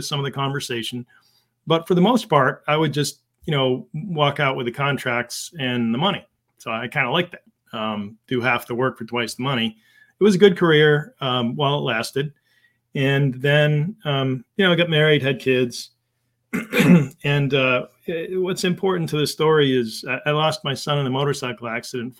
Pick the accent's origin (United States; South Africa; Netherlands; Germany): United States; Windsor, Connecticut; now in Massachusetts, United States; I grew up in Connecticut.